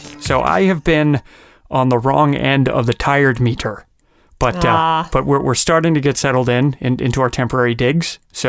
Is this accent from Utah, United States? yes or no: yes; Salt Lake City, Utah, United States; moved away; also born or lived in Los Angeles; Years ago, my wife and I flew out when we still lived in Los Angeles to see Book of Mormon, because I'm originally from Salt Lake City, Utah